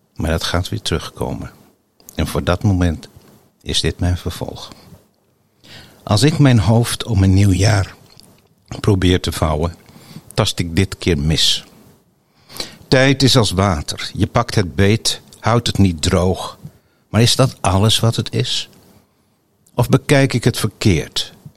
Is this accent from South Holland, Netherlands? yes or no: yes; Hoeksche Waard, South Holland, Netherlands; now in Gouda, Netherlands; ik kom oorspronkelijk uit de Hoekse Waard